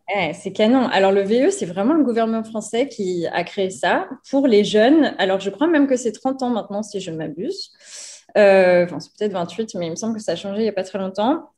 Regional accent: France; moved away as an adult; also born or lived in New York, United States / Louisville, United States; now in Mazatlán, Mexico; Quand je suis rentrée une première fois de New York, là, je me sentais, je me sentais plus française

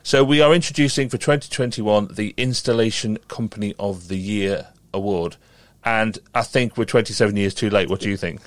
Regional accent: Merseyside, North West England, United Kingdom; I grew up on Merseyside

